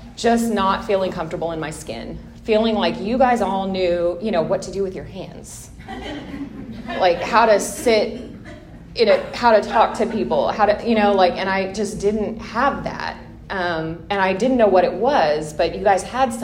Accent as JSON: {"language": "English", "town": "Tulsa", "region": "Oklahoma", "country": "United States", "said": "I'm from Tulsa. I had a pretty normal upbringing"}